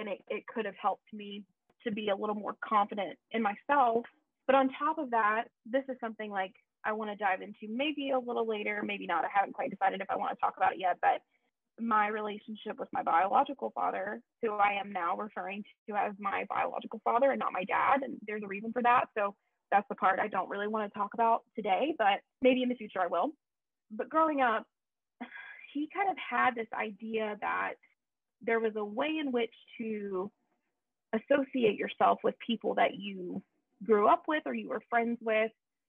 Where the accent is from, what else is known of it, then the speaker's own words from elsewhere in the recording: the South, United States; Look, we come from the South.